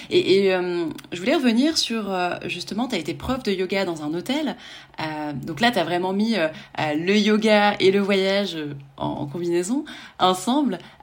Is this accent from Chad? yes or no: no; France; en tant que en tant que Français